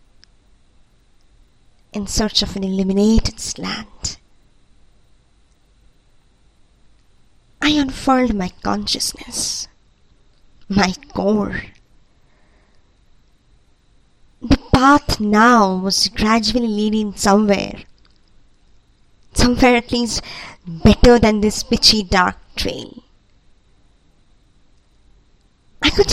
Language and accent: English; India; I'm from India